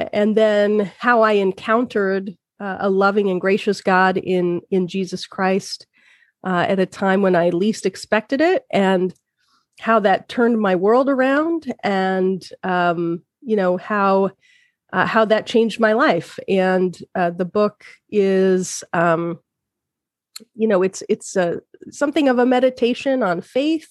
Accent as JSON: {"language": "English", "region": "Utah", "country": "United States", "said": "I'm from Utah"}